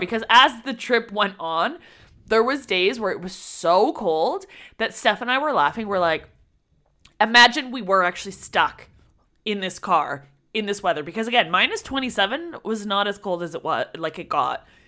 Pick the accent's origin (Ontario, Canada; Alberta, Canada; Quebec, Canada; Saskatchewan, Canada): Ontario, Canada; near Toronto; we're from Toronto, well, near Toronto